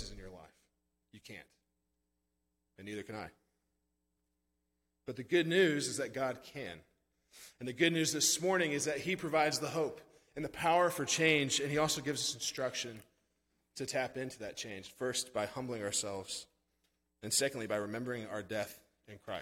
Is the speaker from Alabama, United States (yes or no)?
no; Branson, Missouri, United States; moved away as an adult; also born or lived in St. Louis, Missouri; now in Texas, United States; I'm from Branson